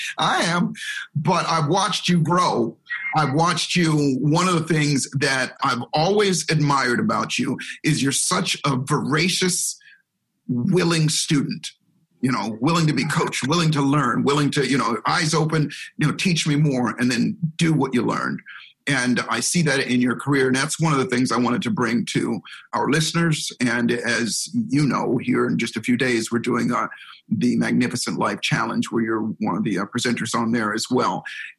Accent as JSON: {"language": "English", "region": "Hawaii", "country": "United States", "tie": "born or raised there", "said": "That's how I grew up in Hawaii. So we grew up in Hawaii, but here's the catch. So we spent 5 years in Hawaii and it was beautiful. It was a wonderful, wonderful place to grow up."}